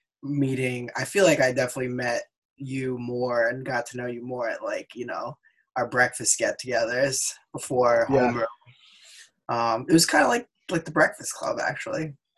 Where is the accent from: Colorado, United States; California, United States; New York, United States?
New York, United States; New York City; I am from the Bronx of New York.